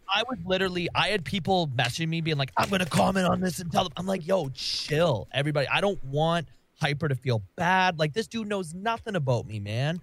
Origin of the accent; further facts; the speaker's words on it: Canada; I'm Canadian